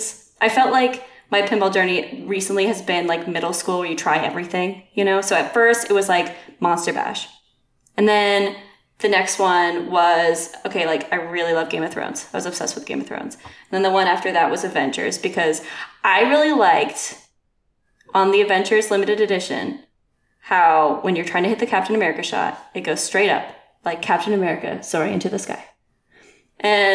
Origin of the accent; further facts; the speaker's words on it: Outer Banks, North Carolina, United States; moved away; also born or lived in Portland, Maine; I grew up on the Outer Banks of North Carolina